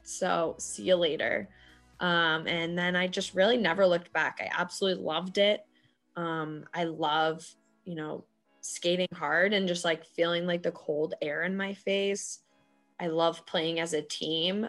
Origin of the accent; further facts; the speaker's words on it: Boston, Massachusetts, United States; here in Boston